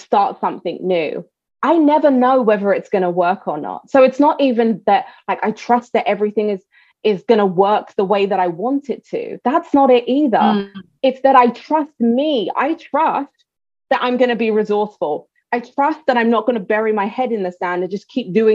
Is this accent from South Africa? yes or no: yes; South Africa; now in New York, United States; I'm South African. I'd love to go back to South Africa